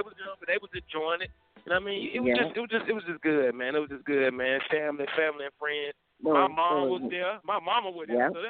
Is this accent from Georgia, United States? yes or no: no; Durham, North Carolina, United States; I'm from Durham.